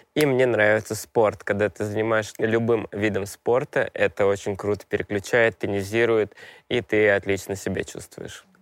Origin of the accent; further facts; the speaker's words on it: Moscow, Russia; Я москвич